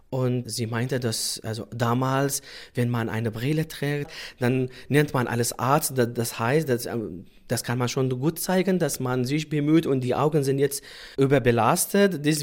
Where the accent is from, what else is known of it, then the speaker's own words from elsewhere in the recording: Sulaymaniyah Governorate, Iraq; German is a second language; Wir sind Kurder und dann äh, hatten wir Probleme mit der äh, damaligen Regierung, Saddam Hussein nämlich